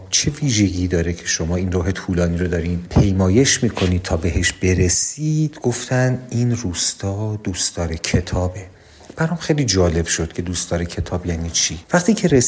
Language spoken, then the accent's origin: Persian; Iran; من به خودم به عنوان یک ایرانی بالیدم